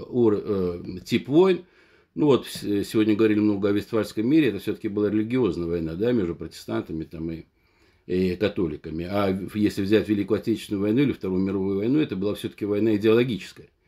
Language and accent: Russian; Dagestan, Russia; несмотря на то, что я родом из Дагестана, он, как говорится, этнический армянин